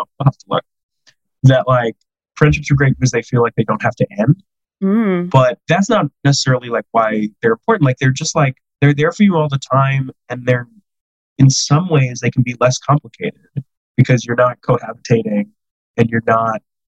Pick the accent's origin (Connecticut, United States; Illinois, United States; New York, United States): New York, United States; Long Island; moved away; also born or lived in Scotland; I grew up on Long Island